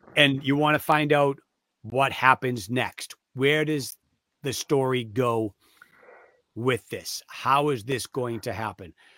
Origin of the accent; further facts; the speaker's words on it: Waltham, Massachusetts, United States; I grew up in Waltham